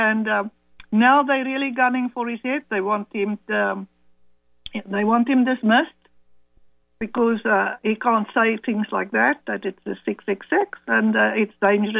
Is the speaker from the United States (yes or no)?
no; South Africa; mother is from German descent and Dutch. My father, British and French. So we became Afrikaners because we were born and bred in Africa.